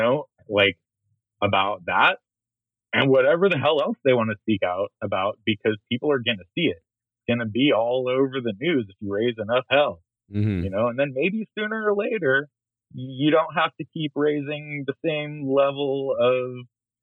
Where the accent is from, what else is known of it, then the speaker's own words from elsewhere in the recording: Oakland, California, United States; growing up in Oakland